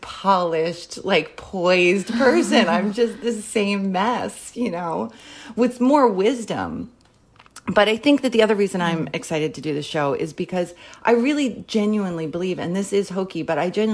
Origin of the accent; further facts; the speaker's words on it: Philadelphia, Pennsylvania, United States; also born or lived in New York; now in Los Angeles, United States; I'm originally from Philadelphia